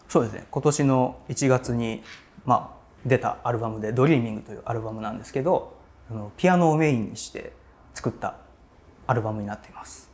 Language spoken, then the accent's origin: Japanese; Tokushima, Japan; moved away as an adult; also born or lived in Hiroshima / Osaka; now in Tokyo, Japan; 生まれ育ちは徳島で